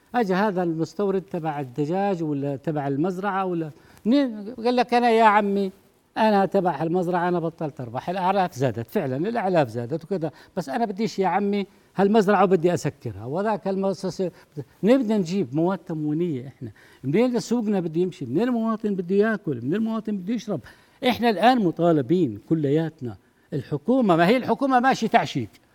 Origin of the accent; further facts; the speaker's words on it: Jordan; عندنا بالأردن